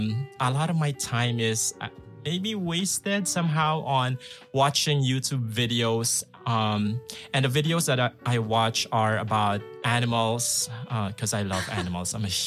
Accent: Philippines; also born or lived in Manila, Philippines; now in Novosibirsk, Russia; I'm from the Philippines.

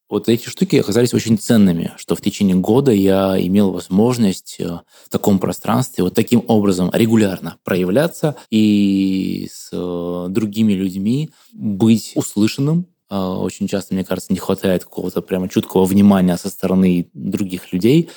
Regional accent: Krasnoyarsk, Krasnoyarsk Krai, Russia; я из Красноярска

